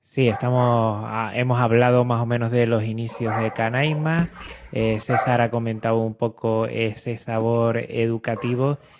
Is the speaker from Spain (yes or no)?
yes; Canary Islands, Spain; yo que soy de Canarias